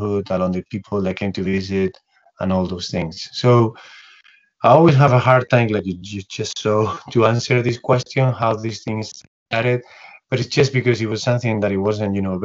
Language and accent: English; Spain; moved away; We're both from Spain